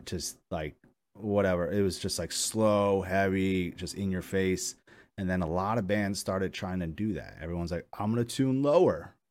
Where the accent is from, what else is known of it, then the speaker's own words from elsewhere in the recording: New York, United States; I'm from New York